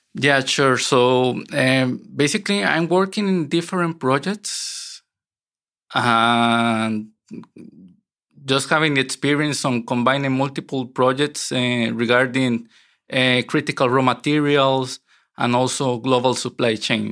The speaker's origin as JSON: {"language": "English", "region": "San José", "country": "Costa Rica", "tie": "born or raised there", "moved": "as an adult", "lives_now": "Netherlands", "said": "I grew up in Costa Rica, and um, I wasn't a city boy. I grew up in a rural area, um, very close to the mountains"}